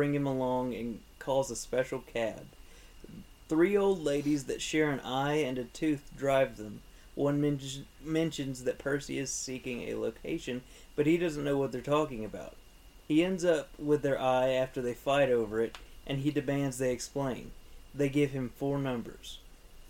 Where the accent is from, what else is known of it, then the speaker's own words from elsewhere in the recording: Louisiana, United States; we're from Louisiana